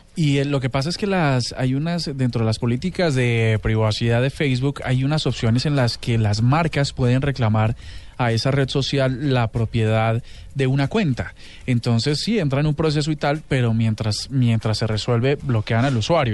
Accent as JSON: {"language": "Spanish", "region": "Bogotá", "country": "Colombia", "said": "colombianos, bogotanos"}